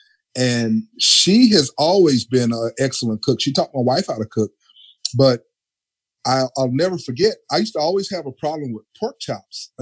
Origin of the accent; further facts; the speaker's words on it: Texas, United States; I grew up in Texas because you know we're known for our barbecue